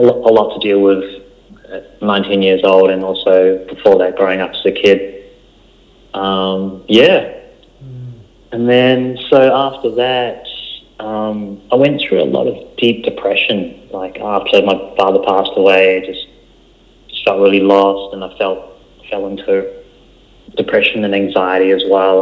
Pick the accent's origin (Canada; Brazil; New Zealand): New Zealand; English is a second language; moved away as an adult; also born or lived in Malaysia; now in Australia; I was born in Malaysia and we moved to New Zealand when I was seven.